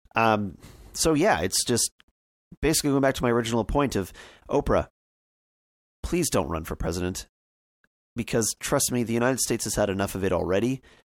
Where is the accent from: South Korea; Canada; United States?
Canada